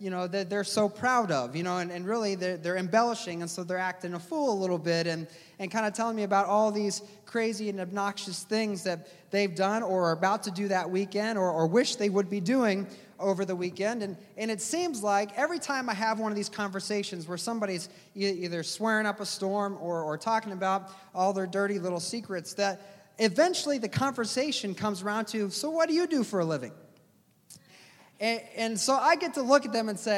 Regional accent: United States

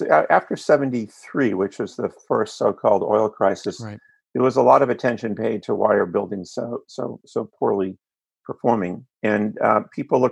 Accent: East Coast, United States; moved away as an adult; also born or lived in Los Angeles; I grew up on the East Coast

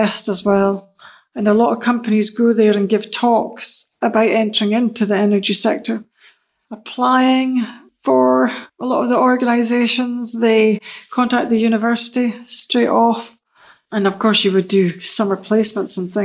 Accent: Aberdeen, Scotland, United Kingdom; moved away as an adult; now in Denmark; I was born and raised in Aberdeen.

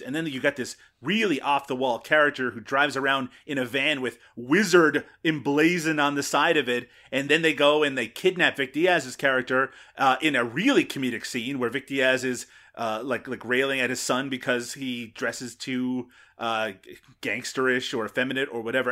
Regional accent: Canada; I'm Canadian

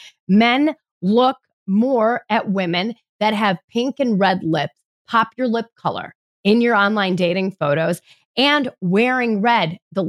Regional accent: New York, United States; now in Midwest, United States; I'm a New Yorker at heart in the Midwest.

